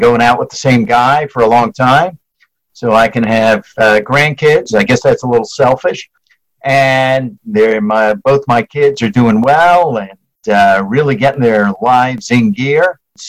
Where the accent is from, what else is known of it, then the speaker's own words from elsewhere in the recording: New York, United States; I grew up in New York, spent most of my early life up in New York, went to school there, went to college there, worked in New York City for years.